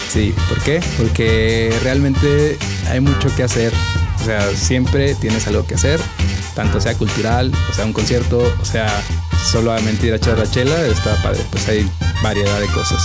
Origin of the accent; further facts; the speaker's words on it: Ciudad Obregón, Sonora, Mexico; now in Mexico City, Mexico; Yo soy de Ciudad Obregón, eh, una ciudad que no parece ciudad